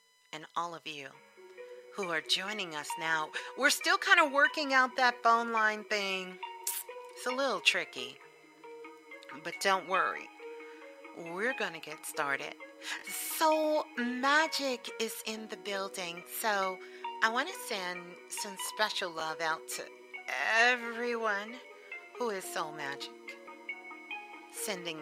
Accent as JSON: {"language": "English", "town": "New York City", "region": "New York", "country": "United States", "tie": "born or raised there", "said": "I am from Flatbush. Thank you very much. That's right. I went to Lincoln High out in Coney Island"}